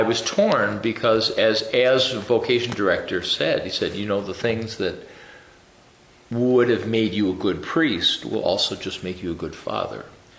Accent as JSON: {"language": "English", "town": "Bay City", "region": "Michigan", "country": "United States", "tie": "born or raised there", "said": "I'm originally from Bay City. Grew up a big old Catholic family, 9 kids."}